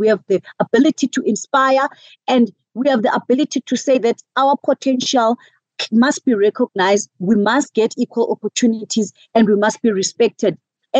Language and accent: English; South Africa; first language isiXhosa; English is a second language; So, I mean, in my native language, in isiXhosa, there is a phrase